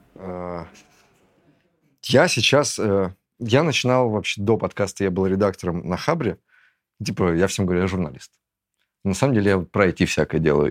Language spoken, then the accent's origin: Russian; Russia; moved away as an adult; also born or lived in Turkey / Georgia; я уезжаю из России